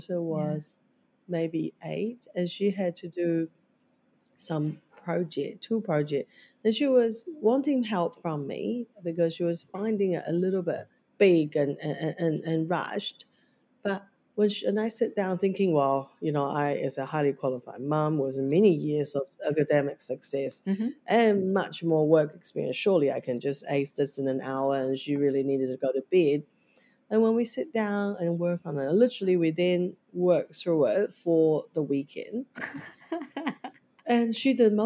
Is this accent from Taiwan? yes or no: yes; Taiwan; now in New Zealand; growing up in Taiwan education system